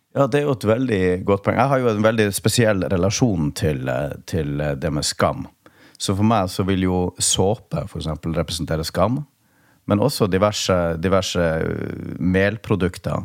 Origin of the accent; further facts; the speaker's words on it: Tromsø, Troms, Norway; oppveksten i Tromsø